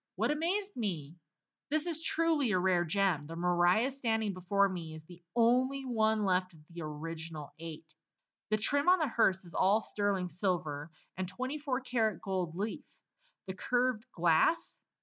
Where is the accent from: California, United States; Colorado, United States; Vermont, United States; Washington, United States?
Colorado, United States; moved away; I just made it to Colorado a couple days ago. My home state